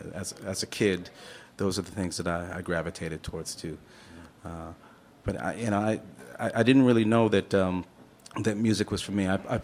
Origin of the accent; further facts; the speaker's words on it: Rutherford, New Jersey, United States; moved away as an adult; also born or lived in Jamaica, Queens, New York; now in Portland, United States; I was from Jamaica, Queens, in New York, and then my dad got a lovely church in a little town of Rutherford, New Jersey, where probably have my deepest roots now.